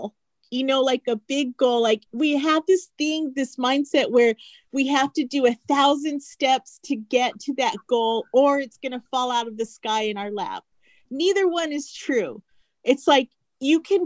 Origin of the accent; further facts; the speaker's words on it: Phoenix, Arizona, United States; my hometown of Phoenix, Arizona